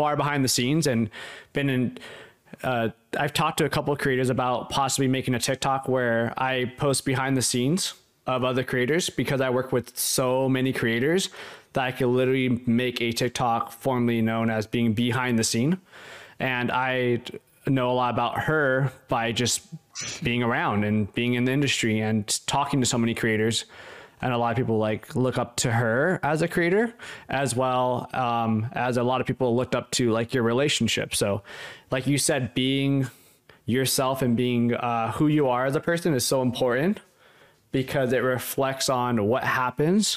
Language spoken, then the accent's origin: English; Los Angeles, California, United States; I grew up in Hollywood